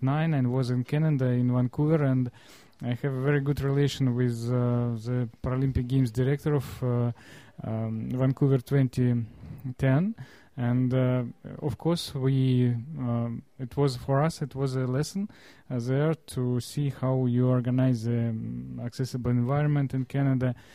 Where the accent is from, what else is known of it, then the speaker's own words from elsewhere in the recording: Russia; I'm from Russia, and I represent the biggest Russian Society of Disabled People